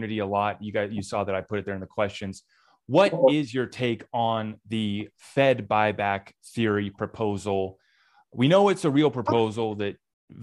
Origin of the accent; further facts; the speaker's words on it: United States; I, as an American